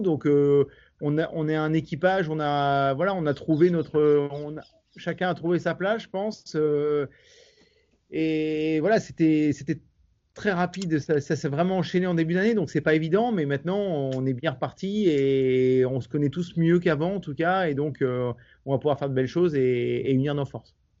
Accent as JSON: {"language": "French", "region": "Normandy", "country": "France", "said": "quand on est normand"}